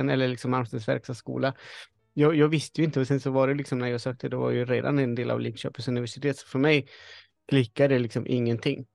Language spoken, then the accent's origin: Swedish; Chile; now in Sweden; jag föddes i Chile, men jag är en svensk hantverkare.